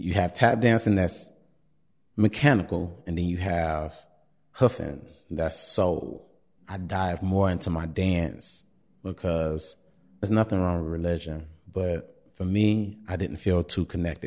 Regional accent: Chicago, Illinois, United States; am from Chicago, born and raised, South Side, still on the South Side, in the Beverly area.

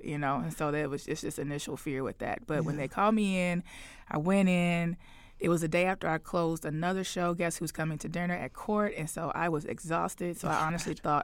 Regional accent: Chicago, Illinois, United States; I'm born and raised in Chicago

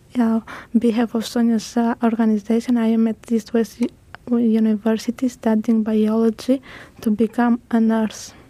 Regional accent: Greece; English is a second language; also born or lived in Albania; I am from Albania, raised most of my life in Greece.

